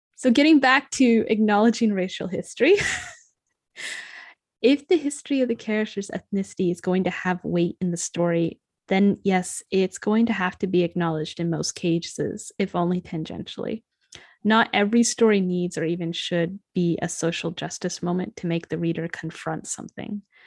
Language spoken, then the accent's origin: English; United States; I was certainly raised more American Irish